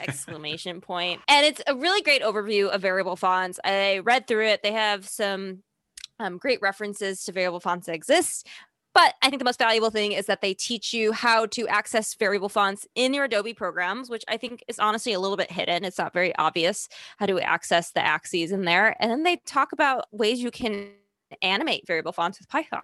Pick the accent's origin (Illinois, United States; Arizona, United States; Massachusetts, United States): Illinois, United States; Chicago; accent: Chicago; now in New York, United States; I still have my Chicago accent